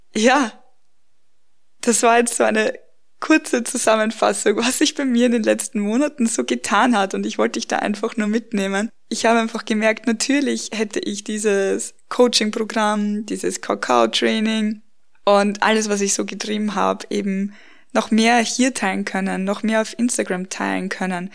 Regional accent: Austria; now in Bavaria, Germany; Wir haben in meiner Heimat im, in dem Dorf, wo ich aufgewachsen bin, geheiratet und dann auch in Wien gefeiert, also nicht hier bei uns in Bayern, wo wir jetzt wohnen

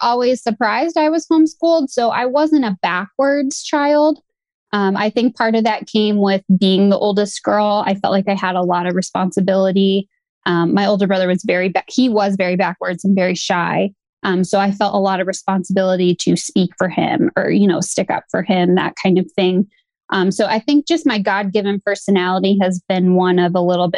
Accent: Midwest, United States; I grew up in the Midwest

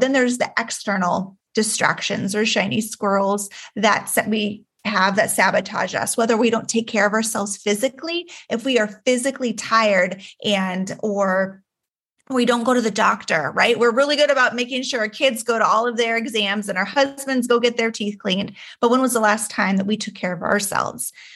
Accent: Juneau, Alaska, United States; I was born and raised in Juneau, Alaska

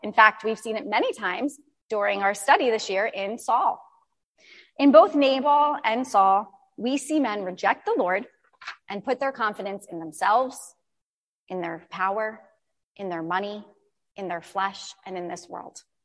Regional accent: New Jersey, United States; I was born and raised in New Jersey

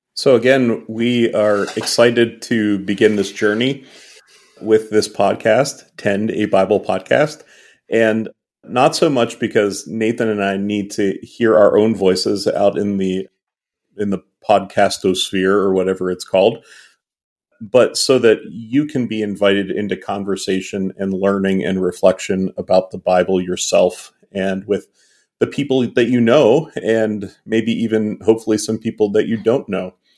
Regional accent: Western Pennsylvania, United States; we are two middle-aged cis het white guys who were both born and raised in Western Pennsylvania

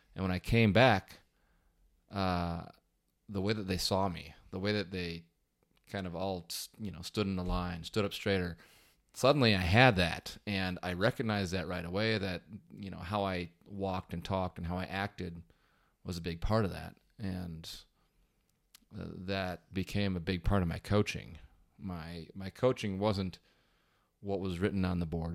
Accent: Wisconsin, United States; I grew up in Wisconsin, and, uh, that's kind of where I stayed.

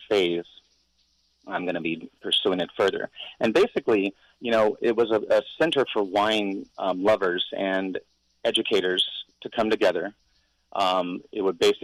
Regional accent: Paso Robles, California, United States; now in Hawaii, United States; my hometown has exploded

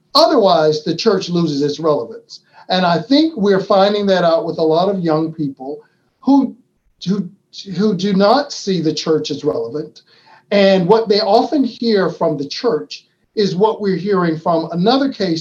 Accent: Florida, United States; my home state of Florida

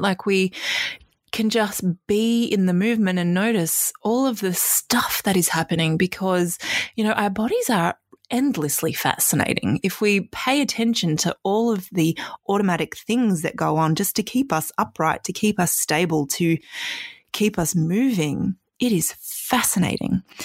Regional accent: Australia; also born or lived in Canada; we moved from Canada to Australia when I was six

